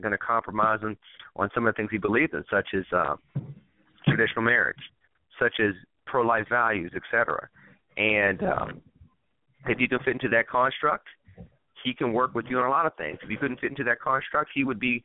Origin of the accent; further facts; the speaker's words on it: Pittsburgh, Pennsylvania, United States; also born or lived in Chicago / North Carolina; my hometown of Pittsburgh, Pennsylvania